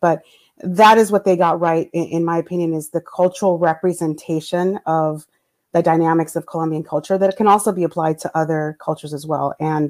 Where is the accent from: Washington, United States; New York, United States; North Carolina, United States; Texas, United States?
New York, United States; also born or lived in New Jersey / California; now in South Florida, United States; a Caucasian Colombian woman. So I have background living on the East Coast. I was born in New York, raised in New York and New Jersey, lived in California, and now living in South Florida.